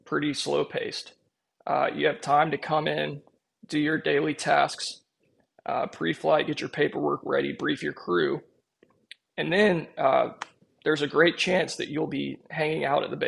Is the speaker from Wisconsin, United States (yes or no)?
no; Snellville, Georgia, United States; my current base opened up in Snellville, literally 2 miles away from the house I grew up in.